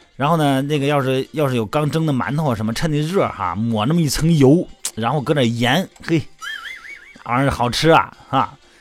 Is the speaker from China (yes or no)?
yes; China; 咱们是中国人